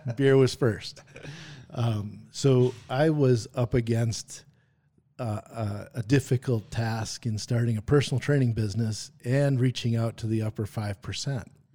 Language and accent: English; Brookfield, Wisconsin, United States; also born or lived in Green Bay, Wisconsin; grew up in Brookfield, Wisconsin